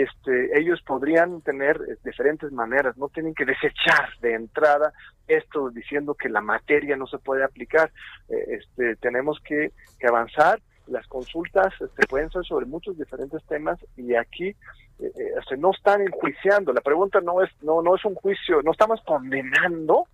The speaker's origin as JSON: {"language": "Spanish", "country": "Mexico", "said": "como pueblo mexicano"}